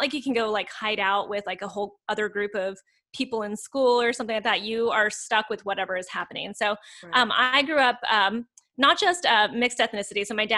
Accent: a little town outside of Santa Fe, New Mexico, United States; also born or lived in South Korea; I come from a little town outside of Santa Fe, New Mexico. And when I say little town, like the population was like 8,000. So it was like itty bitty. Like my graduating class, I think was like 48 people.

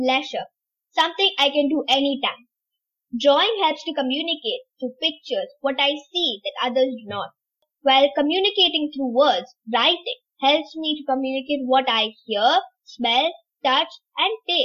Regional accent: Tamil Nadu, India; now in Dubai, United Arab Emirates; I'm in UAE, Dubai right now, but I'm originally from India, Tamil Nadu

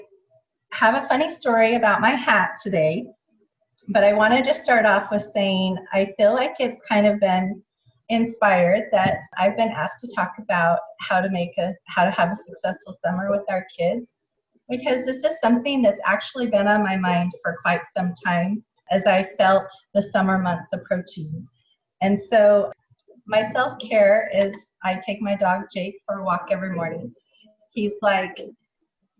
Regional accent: Provo, Utah, United States; now in Alabama, United States; I am from Provo, Utah

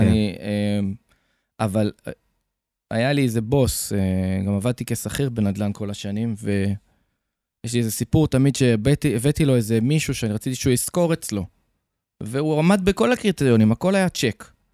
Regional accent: Haifa, Haifa District, Israel; moved away as an adult; also born or lived in Tel Aviv / Ashdod; now in Jerusalem, Israel; נולדתי בתל אביב, בגיל שמונה עברנו לחיפה, אז אפשר להגיד שרוב הילדות שלי ביליתי בחיפה

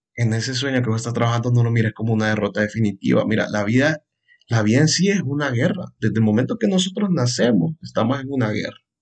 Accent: Honduras; soy un psicólogo hondureño

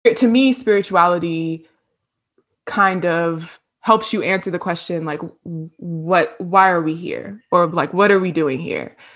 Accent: Hampton, Virginia, United States; moved away as an adult; now in Atlanta, United States; I'm originally from Virginia, Hampton, Virginia, seven five

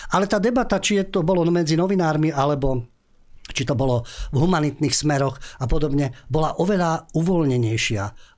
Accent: Slovakia; my Slováci

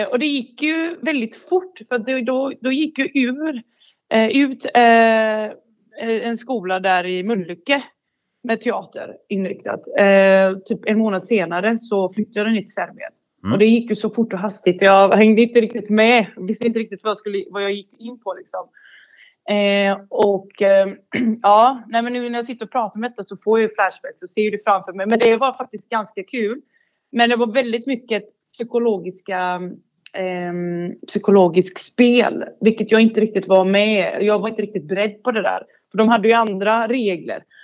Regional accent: Bosnia & Herzegovina; now in Sweden; Jag kommer från Bosnien. Eh, och så kom jag till Sverige 94 eller 93 någonstans där.

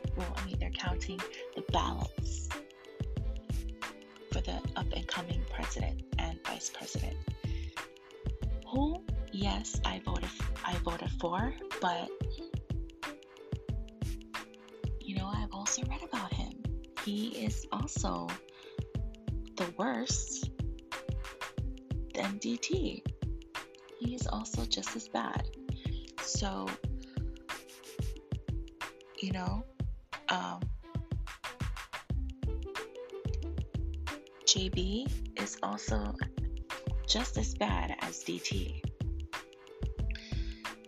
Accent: Hawaii, United States; I love living in Hawaii. I love being a Hawaiian

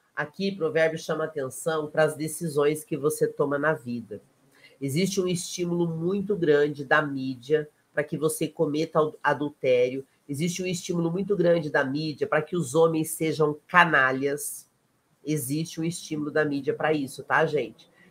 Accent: South Region, Brazil; eu sou do Sul também

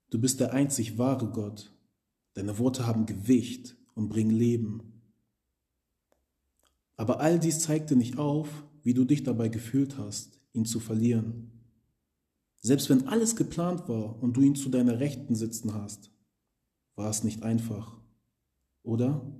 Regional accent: Hamburg, Germany; wir kommen aus Hamburg, das ist so ein Dorf, wo jeder jeder kennt.

